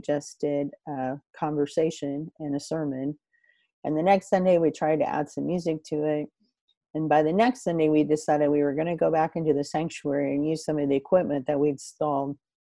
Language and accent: English; Northeast Kansas, United States; moved away as an adult; now in Morris County, Kansas, United States; growing up in Northeast Kansas in Jefferson County and Atchison County